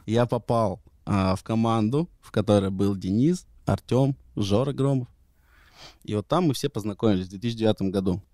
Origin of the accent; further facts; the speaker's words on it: Omsk, Omsk Oblast, Russia; moved away; also born or lived in United States; я и родился в Омске, у меня родители там а, познакомились и жили